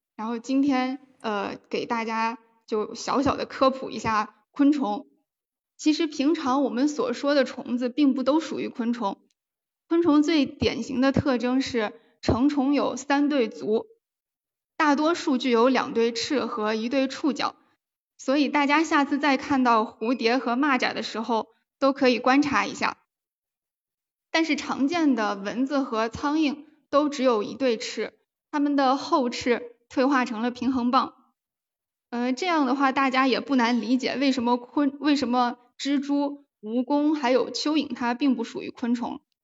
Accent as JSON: {"language": "Chinese", "town": "Taiyuan", "region": "Shanxi", "country": "China", "tie": "born or raised there", "also_born_or_lived": "Cangzhou, Hebei", "moved": "yes", "lives_now": "Wuhan, China", "said": "我是出生在河北沧州，然后在山西太原长大。呃，目前是在武汉上学"}